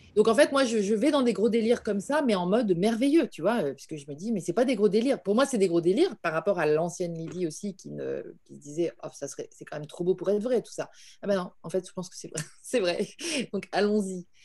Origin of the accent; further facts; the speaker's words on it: Paris, Île-de-France, France; en tant que Parisienne